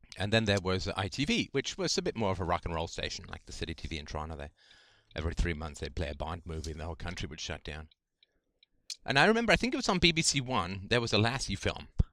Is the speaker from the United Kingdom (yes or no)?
yes; England, United Kingdom; grew up in the, in the seventies in England